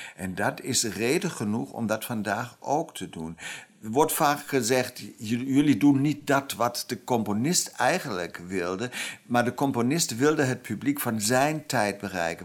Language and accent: Dutch; Germany; Dutch is a second language; moved away as an adult; now in Amsterdam, Netherlands; ik ben wel Duitser